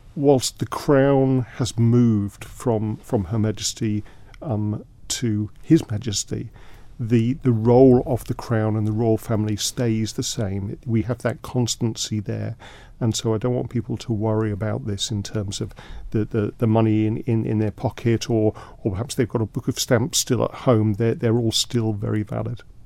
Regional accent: London, United Kingdom; now in Isle of Man; I grew up in London

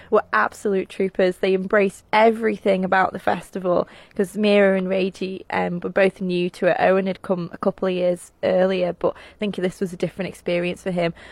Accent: Isle of Man; Where are you from? You say Man

